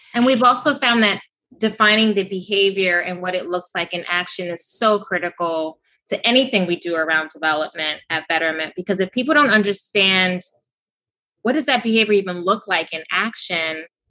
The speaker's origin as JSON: {"language": "English", "country": "Kenya", "moved": "yes", "lives_now": "New York City, United States", "said": "I'm going back to my home country this weekend, actually. I'm going to Kenya, Nairobi"}